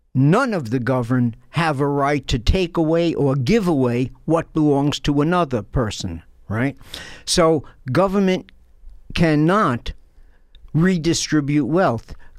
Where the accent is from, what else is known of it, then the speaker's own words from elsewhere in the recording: New York City, New York, United States; I'm from Brooklyn, New York. I was born in Brooklyn, New York, lived there my entire life